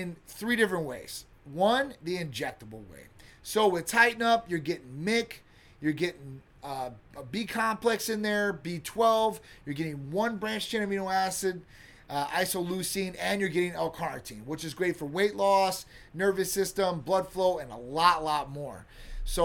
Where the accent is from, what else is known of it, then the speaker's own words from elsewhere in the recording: Midwest, United States; now in Florida, United States; I grew up in the Midwest